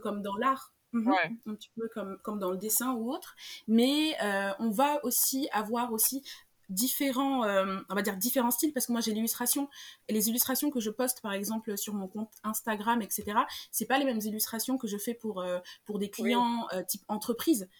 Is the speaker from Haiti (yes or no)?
no; Senegal; moved away as an adult; now in Paris, France; Je suis née, j'ai grandi au Sénégal, donc le Wolof c'est une langue que je parle